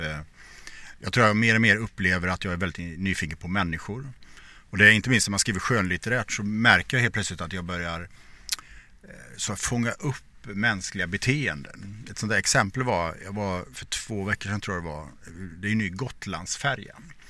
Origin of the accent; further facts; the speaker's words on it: Borås, Västra Götaland, Sweden; jag växte upp i Borås